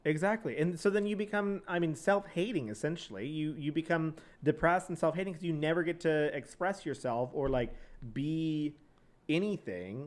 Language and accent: English; San Antonio, Texas, United States; also born or lived in College Station, Texas; I was from San Antonio in College Station